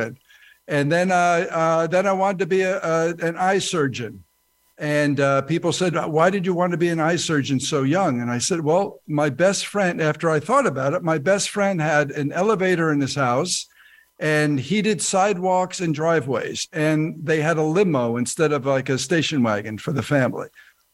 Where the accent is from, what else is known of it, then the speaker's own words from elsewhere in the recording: New Jersey, United States; moved away as an adult; now in Pezenas, France; I grew up in New Jersey, exit 163 for those people who know the Garden State Parkway